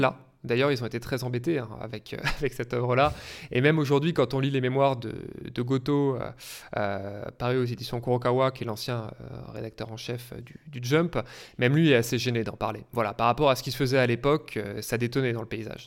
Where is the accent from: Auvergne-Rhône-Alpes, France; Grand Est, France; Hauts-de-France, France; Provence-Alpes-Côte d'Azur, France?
Auvergne-Rhône-Alpes, France; moved away; je viens de, région, comme on dit, je viens d'Auvergne